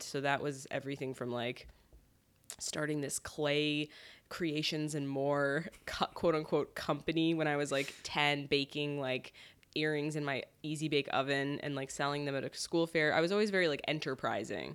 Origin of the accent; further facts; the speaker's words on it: Connecticut, United States; moved away as an adult; now in New York, United States; I grew up in Connecticut